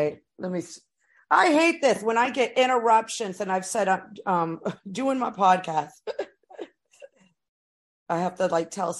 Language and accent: English; United States; I was born in the States, but my dad was an immigrant, but my mother is Puerto Rican